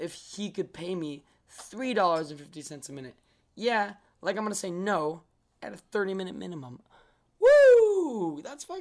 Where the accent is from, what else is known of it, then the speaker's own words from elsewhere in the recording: Sacramento, California, United States; we grew up in Sacramento